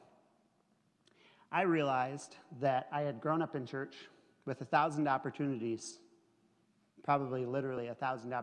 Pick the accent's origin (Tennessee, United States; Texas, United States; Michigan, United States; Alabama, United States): Michigan, United States; Atlanta; We both grew up in northern Michigan. I grew up in Atlanta